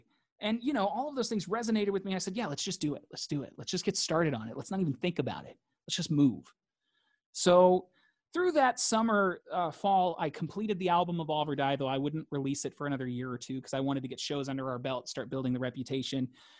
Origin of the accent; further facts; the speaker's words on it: Mississippi, United States; And I was like, oh, I'm from Mississippi. He's like, so you're Mississippi. And I was like, okay, I'm Mississippi, you know?